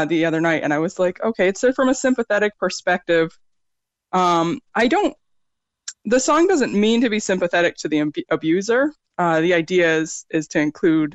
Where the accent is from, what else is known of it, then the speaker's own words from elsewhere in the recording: Middlebury, Vermont, United States; also born or lived in upstate New York; now in Cork, Ireland; I'm originally from upstate New York, but I grew up in Vermont. And that's like, it was like small town, Middlebury, Vermont